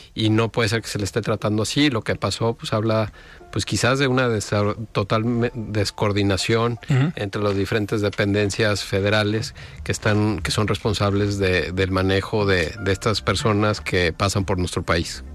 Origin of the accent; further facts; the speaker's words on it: Mexico; como mexicanos